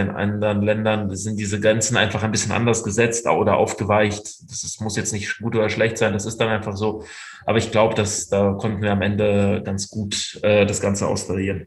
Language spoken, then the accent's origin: German; Russia; also born or lived in Ruhr area, Germany; now in Germany; meinem Geburtsland Russland